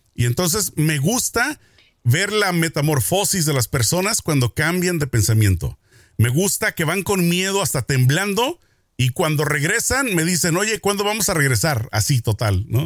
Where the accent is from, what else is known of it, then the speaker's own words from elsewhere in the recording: Mexico; como mexicano